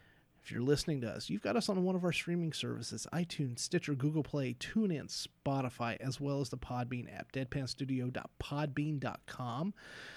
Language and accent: English; Southern Kentucky, United States; I'm still from Southern Kentucky.